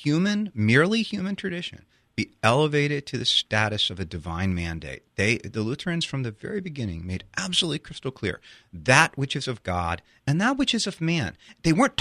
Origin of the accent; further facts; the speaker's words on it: Maryland, United States; also born or lived in Virginia; I was born in Maryland